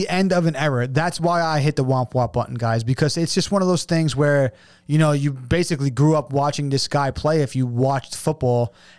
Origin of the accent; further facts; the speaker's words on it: New York, United States; we're from New York over here